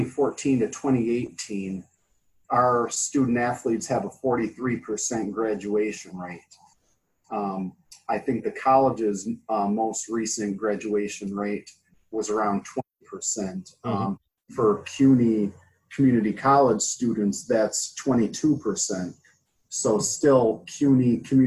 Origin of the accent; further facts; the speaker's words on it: Buffalo, New York, United States; moved away as an adult; also born or lived in Boston / Brooklyn; I'm from upstate New York, in the Buffalo area.